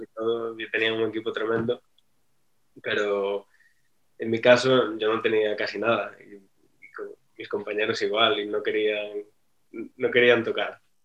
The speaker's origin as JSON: {"language": "Spanish", "region": "Galicia", "country": "Spain", "also_born_or_lived": "France", "moved": "yes", "said": "yo que soy de Galicia"}